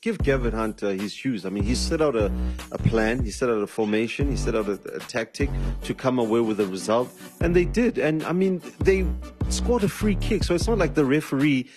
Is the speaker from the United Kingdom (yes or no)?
no; South Africa; as a South African